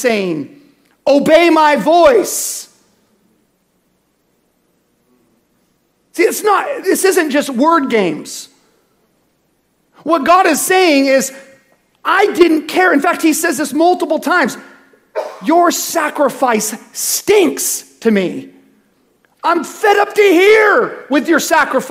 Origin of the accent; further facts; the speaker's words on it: United States; also born or lived in California; I'm American